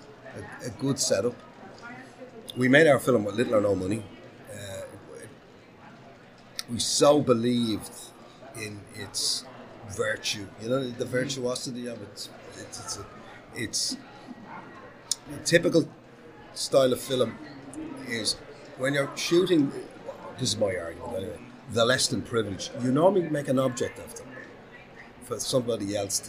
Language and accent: English; Dublin, Leinster, Ireland; from Dublin, Ireland